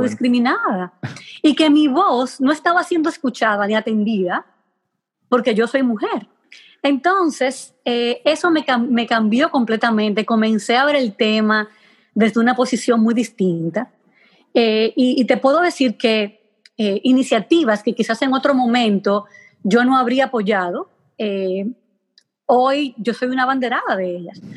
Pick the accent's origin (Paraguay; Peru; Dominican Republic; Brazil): Dominican Republic; Hato Mayor del Rey, Hato Mayor; moved away as an adult; also born or lived in Santo Domingo; yo soy de Mayor del Rey, un pueblecito pequeño